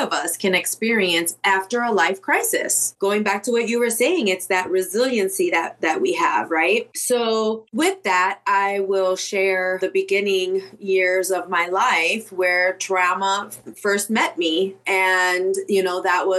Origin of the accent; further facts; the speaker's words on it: Chicago, Illinois, United States; moved away as an adult; I was born and raised in Chicago and made it out in my early 20s